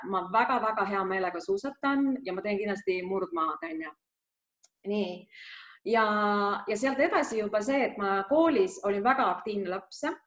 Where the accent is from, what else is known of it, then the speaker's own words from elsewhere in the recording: Lääne-Viru County, Estonia; ma olen pärit eh, Lääne-Virumaalt